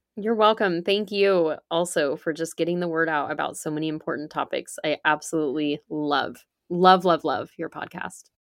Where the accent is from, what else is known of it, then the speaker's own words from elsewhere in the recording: California, United States; I grew up in California, and I ended up back here. I live in California now